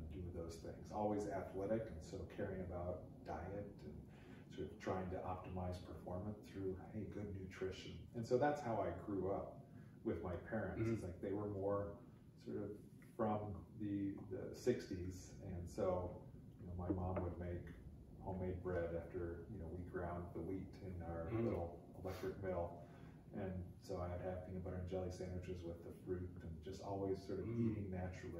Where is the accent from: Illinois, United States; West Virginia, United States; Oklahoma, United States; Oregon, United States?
Oregon, United States; Portland; I grew up here in Portland with my dad as a hematologist oncologist.